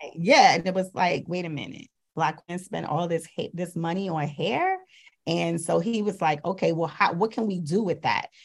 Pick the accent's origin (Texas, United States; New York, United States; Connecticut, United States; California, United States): New York, United States; New York City; I'm also from Brooklyn.